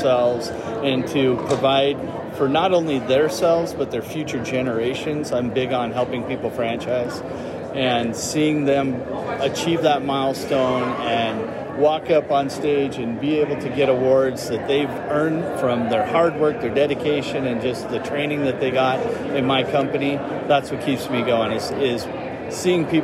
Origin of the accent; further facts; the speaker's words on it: Aberdeen, Washington, United States; I am from Washington State, specifically Aberdeen Hoquiam